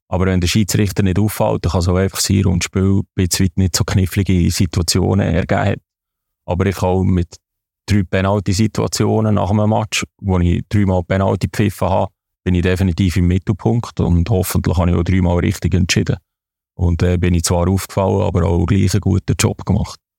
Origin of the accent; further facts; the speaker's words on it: Entlebuch, Lucerne, Switzerland; accent: Entlebuch dialect; Und das ist immer an meinen Dialekt eigentlich so behalten, wie er ist. Und das ist auch halt vom Entlibuch.